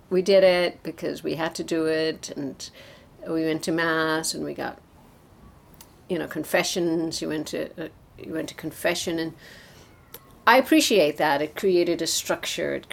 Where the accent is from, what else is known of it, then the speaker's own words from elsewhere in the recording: Ireland; I grew up in Ireland with the troubles, right, the Northern mm-hmm. Ireland uh, situation